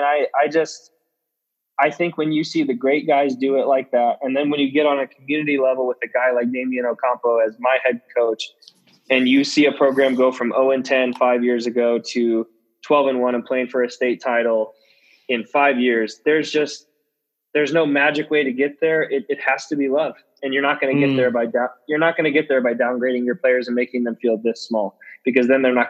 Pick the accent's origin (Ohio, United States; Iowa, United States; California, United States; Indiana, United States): Indiana, United States; Indianapolis; I grew up in Indianapolis during the Peyton Manning era.